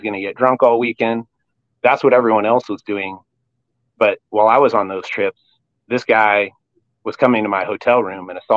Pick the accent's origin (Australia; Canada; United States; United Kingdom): United States; Eugene, Oregon; Originally I'm born and raised in Eugene